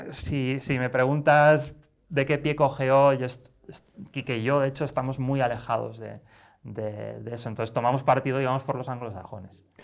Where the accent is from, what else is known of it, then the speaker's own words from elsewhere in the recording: Barcelona, Catalonia, Spain; moved away as an adult; now in Madrid, Spain; hace 16 años que vivo en Madrid, pero soy de Barcelona.